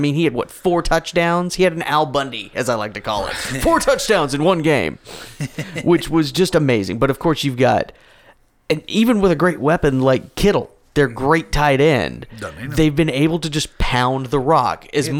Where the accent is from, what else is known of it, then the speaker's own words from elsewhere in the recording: San Jose, California, United States; I was born in the San Jose, San Francisco Bay Area in 1983